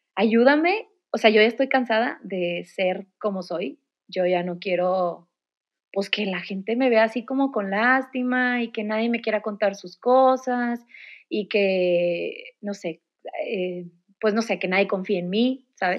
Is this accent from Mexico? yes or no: yes; Monterrey, Nuevo León, Mexico; soy de Monterrey, toda mi vida aquí